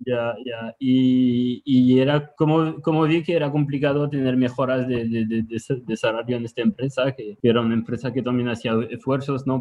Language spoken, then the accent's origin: Spanish; Tours, Centre-Val de Loire, France; Spanish is a second language; moved away as an adult; also born or lived in Nantes, France; now in Barcelona, Spain; Yo nací en el centro de Francia, en una ciudad pequeñita que se llama Tours. Me quedé ahí hasta los 18 años